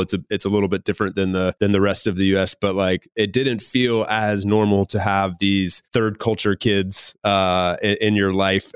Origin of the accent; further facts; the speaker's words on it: United States; moved away; I grew up in the U.S.